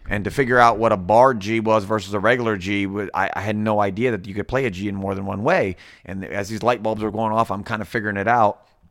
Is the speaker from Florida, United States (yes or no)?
yes; Florida, United States; also born or lived in Villa Hills, Kentucky; I'm back and forth between that and my hometown in Florida